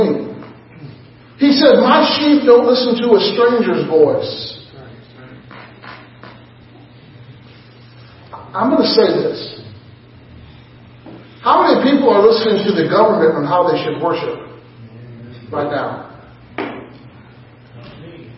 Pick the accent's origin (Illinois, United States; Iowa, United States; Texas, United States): Illinois, United States; moved away as an adult; also born or lived in Oklahoma / Cleveland, Tennessee / Tennessee; now in Palmyra, United States; I grew up in Illinois.